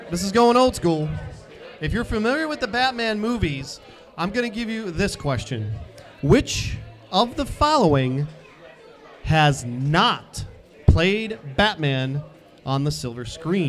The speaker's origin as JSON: {"language": "English", "town": "Cleveland", "region": "Ohio", "country": "United States", "tie": "born or raised there", "said": "growing up in Cleveland."}